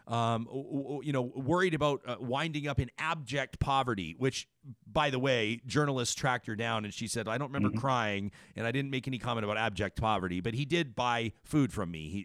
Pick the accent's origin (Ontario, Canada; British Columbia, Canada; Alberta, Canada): Alberta, Canada; Calgary; Like Ralph Klein was my mayor. Growing up in Calgary